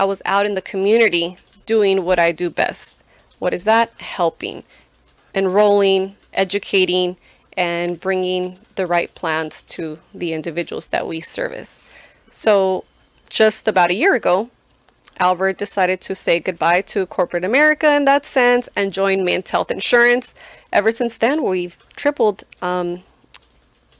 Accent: Guadalajara, Jalisco, Mexico; moved away; also born or lived in Santa Ana, California; I am a proud Mexican from the city of Guadalajara, state of Jalisco

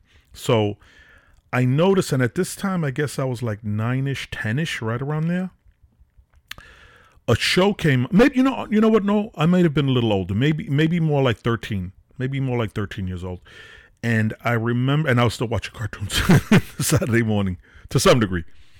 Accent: Brooklyn, New York, United States; I grew up in Wyckoff Street in Nevins, downtown Brooklyn, the ghetto, Gowanus Projects, Wyckoff Garden Projects, right by the Barclay Center.

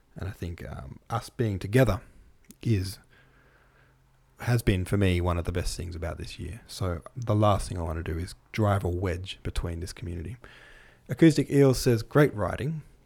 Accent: Victoria, Australia; Australia, or Victoria, my home state

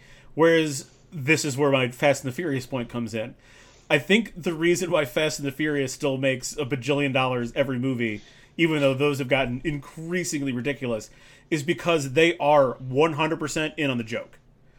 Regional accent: London, United Kingdom; I grew up in a city. I grew up in London.

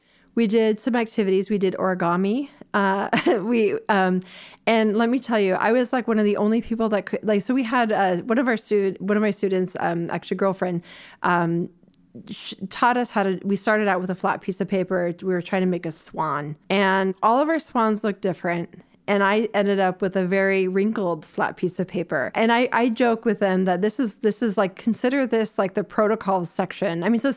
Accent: Florida, United States; born there; also born or lived in Toronto; So I was born in Florida, but so my mom was a U.S. diplomat for the United States, and so we've moved a lot of places. I went to high school in Toronto

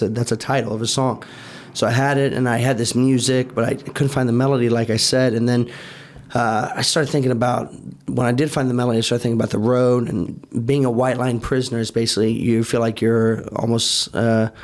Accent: Indiana, United States; now in Miami, United States; We're from Indiana

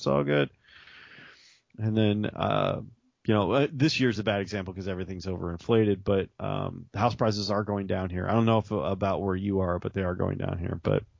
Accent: Chicago, Illinois, United States; I'm from Chicago, by the way. Guys, I lived in Chicago for a while.

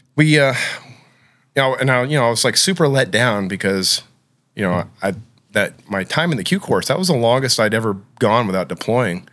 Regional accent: Oklahoma, United States; I grew up in Oklahoma

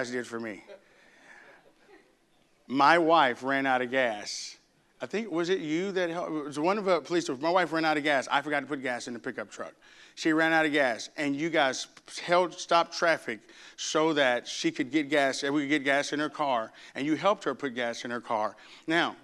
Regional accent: Arkansas, United States; moved away; I grew up in Arkansas

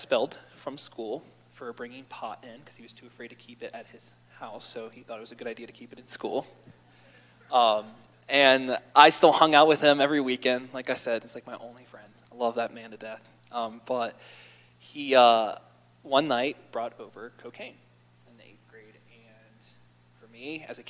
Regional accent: Baltimore, Maryland, United States; I grew up in Baltimore, Maryland with two older brothers and a little sister.

